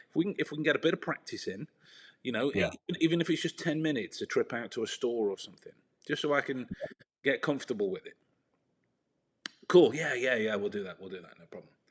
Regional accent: England, United Kingdom; I'm an Englishman in not Texas. No, wait, in Texas

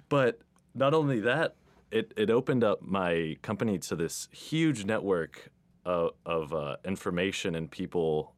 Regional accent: Texas, United States; I'm Texan

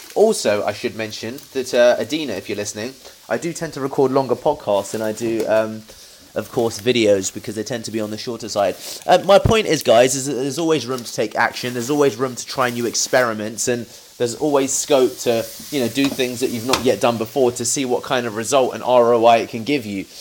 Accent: United Kingdom; a British Indian

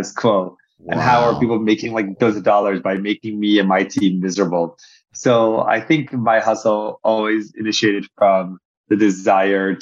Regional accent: Egypt; now in United States; I grew up in Egypt

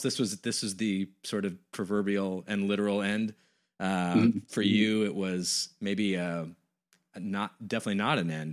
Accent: West Coast, United States; moved away; I'm from the West Coast originally

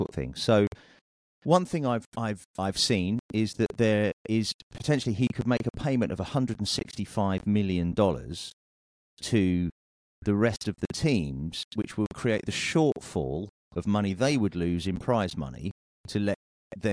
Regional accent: United Kingdom; I'm a Brit.

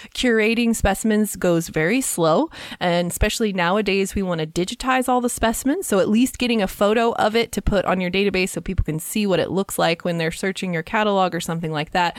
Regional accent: Kansas, United States; I grew up with them in Kansas

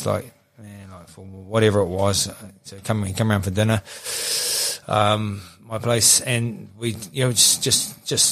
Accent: Gisborne, New Zealand; now in Auckland, New Zealand; I'm from Gisborne, you know, so I want to be closer to my mum and dad.

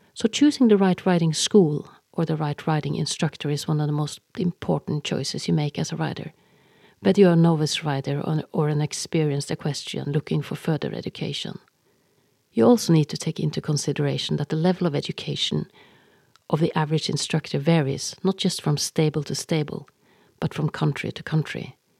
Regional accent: Norway; English is a second language; I am Norwegian and that English is my second language, not my first.

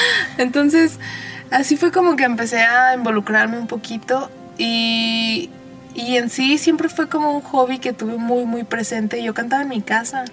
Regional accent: Arandas, Jalisco, Mexico; moved away; also born or lived in León, Guanajuato / London / Puerto Vallarta; mi pueblo se escucha la banda

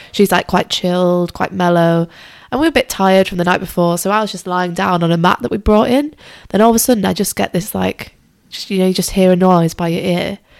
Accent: Lake District, Cumbria, North West England, United Kingdom; moved away; I'm originally from the Lake District, or if you want to be less posh, call it Cumbria.

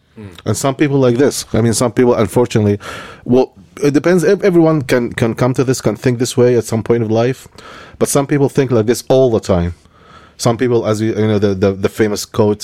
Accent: Egypt; moved away; when I was born in Egypt

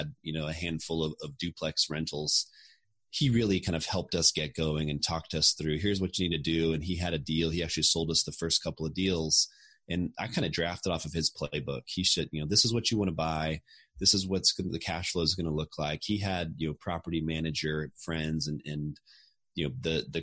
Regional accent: Austin, Texas, United States; moved away as an adult; I grew up in Austin and I always wanted to get back here someday

